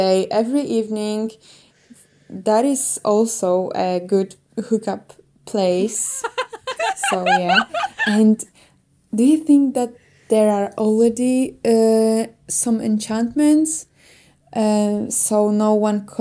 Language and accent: English; Poland; I'm from Poland